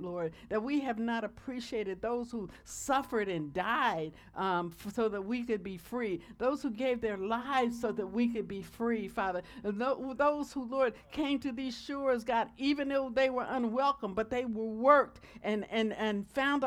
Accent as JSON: {"language": "English", "country": "United States", "said": "as an American"}